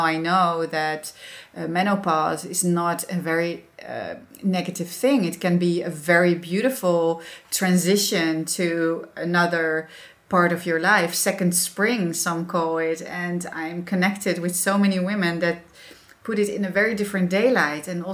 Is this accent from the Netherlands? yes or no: yes; Netherlands; accent: Dutch; English is a second language; being a Dutch with my accent and everything